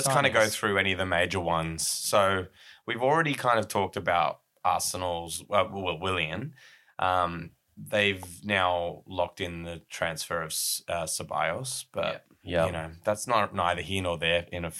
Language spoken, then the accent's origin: English; Australia; As an Australian